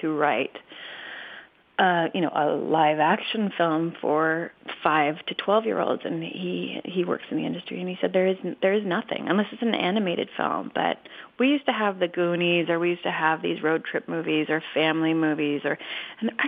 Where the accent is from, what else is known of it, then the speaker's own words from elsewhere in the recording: Canada; also born or lived in England; now in United States; I'm from Canada, and I lived in England for a long time